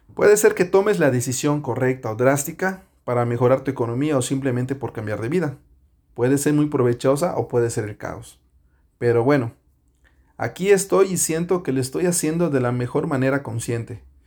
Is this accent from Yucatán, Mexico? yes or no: yes; Yucatán, Mexico; moved away as an adult; now in Canada; un yucateco en Canadá